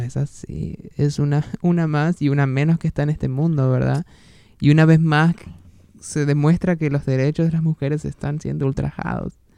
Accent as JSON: {"language": "Spanish", "area": "near Rojas", "region": "Buenos Aires Province", "country": "Argentina", "tie": "born or raised there", "moved": "yes", "said": "en Rojas, una ciudad muy cercana a mi, a mi ciudad natal"}